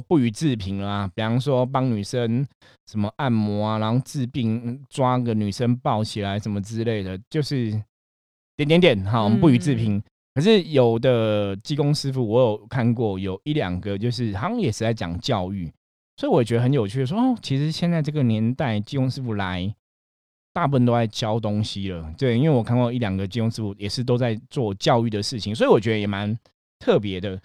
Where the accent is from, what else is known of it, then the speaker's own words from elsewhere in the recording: Taipei, Taiwan; 因为我自己在士林长大